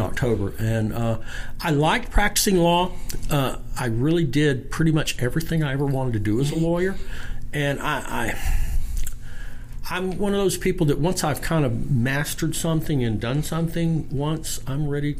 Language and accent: English; Shreveport, Louisiana, United States; I'm was born and raised here in Shreveport